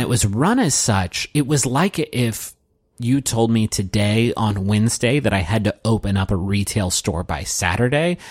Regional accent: Huntington, West Virginia, United States; moved away as an adult; I grew up in Huntington, West Virginia. I went to college there, so I spent my first twenty-two years of my life there.

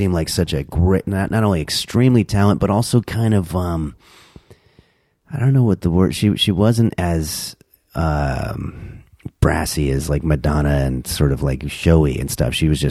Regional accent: New York, United States; I was born in New York.

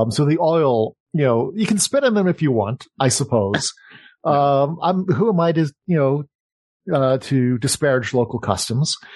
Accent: Manchester, North West England, United Kingdom; born there; I was, as you can tell from my accent, I was born

